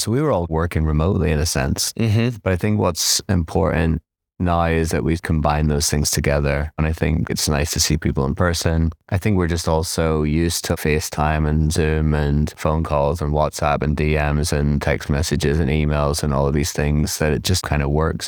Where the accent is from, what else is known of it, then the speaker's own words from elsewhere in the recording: Belfast, Northern Ireland, United Kingdom; moved away as an adult; also born or lived in Nottingham / London; now in New York, United States; I was born in Belfast. I grew up there in the 80s and 90s